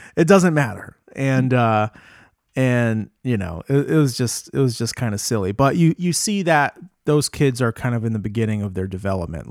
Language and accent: English; Rhode Island, United States; moved away as an adult; also born or lived in Boston / Providence; now in Jamestown, United States; I'm from Rhode Island, but I, I went to Berkeley and I lived in Boston for twelve